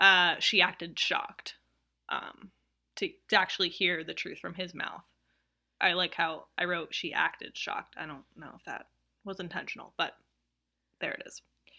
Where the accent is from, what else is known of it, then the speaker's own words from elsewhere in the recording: the South, United States; I'm from the South, okay? I'm allowed to do this.